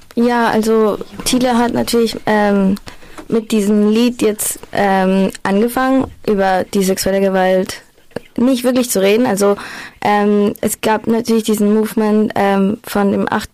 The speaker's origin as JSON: {"language": "German", "region": "Lima", "country": "Peru", "moved": "yes", "lives_now": "Freiburg, Germany", "said": "ich komme aus Lima"}